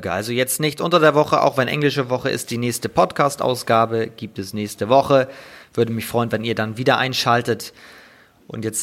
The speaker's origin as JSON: {"language": "German", "country": "Netherlands", "second_language": "German", "said": "Ich bin das als Holländer eigentlich gar nicht gewohnt"}